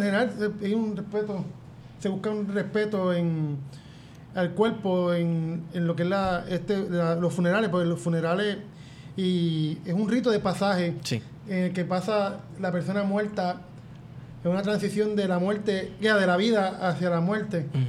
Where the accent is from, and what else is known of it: Puerto Rico